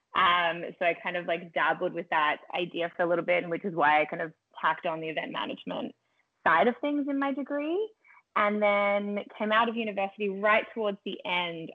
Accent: Melbourne, Victoria, Australia; moved away as an adult; also born or lived in Los Angeles, United States; now in Toronto, Canada; I grew up in Melbourne, Australia.

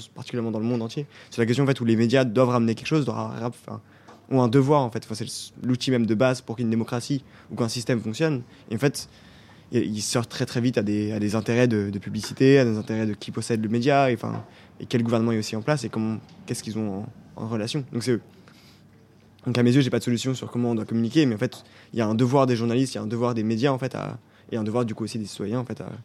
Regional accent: Switzerland; en tant que Suisse

